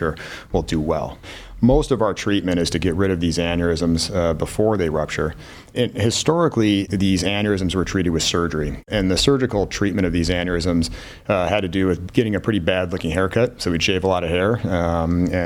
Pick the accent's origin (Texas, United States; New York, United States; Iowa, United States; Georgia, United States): New York, United States; Buffalo; moved away as an adult; now in Cleveland, United States; I'm from Buffalo, New York originally